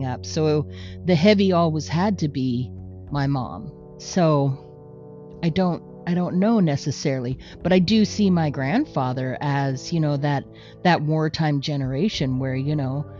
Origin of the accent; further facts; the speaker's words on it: Canada; we're Canadian. Okay. That's true. We're Canadian.